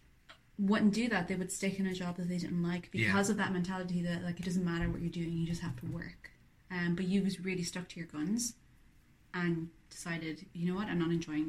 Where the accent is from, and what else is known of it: Ireland